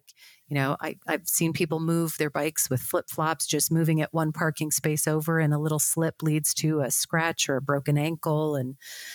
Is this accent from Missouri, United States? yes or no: no; South Dakota, United States